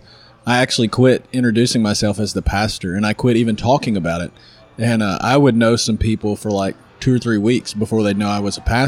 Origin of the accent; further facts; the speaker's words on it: El Dorado, Arkansas, United States; also born or lived in Louisiana; now in Wynne, United States; I'm from El Dorado originally, but I live in Wynn, Arkansas